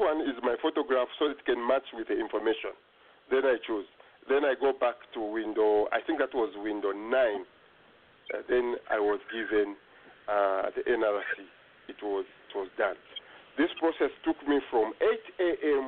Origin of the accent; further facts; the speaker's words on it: Kasemba, Zambia; now in Okotoks, Canada; I come from Kasemba.